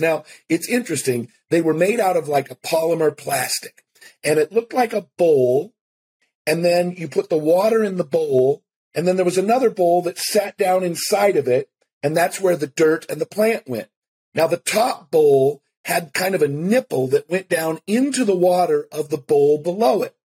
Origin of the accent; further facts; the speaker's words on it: Seattle, Washington, United States; I grew up in Seattle